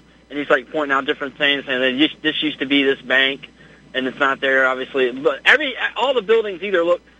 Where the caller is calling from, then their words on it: Virginia, United States; Hey, this is …. I'm calling from Virginia.